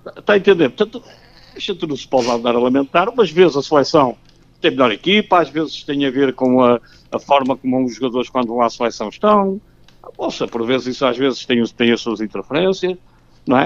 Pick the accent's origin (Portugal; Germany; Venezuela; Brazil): Portugal; Porto, Norte; como tripeiro gosto muito de tripas à moda do Porto